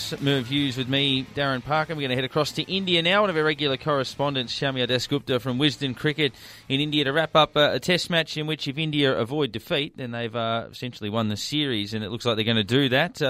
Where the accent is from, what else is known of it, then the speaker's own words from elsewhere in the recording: Australia; we're Australian